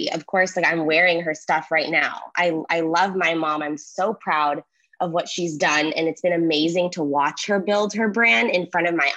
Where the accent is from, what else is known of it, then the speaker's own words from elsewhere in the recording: Los Angeles, California, United States; I was born here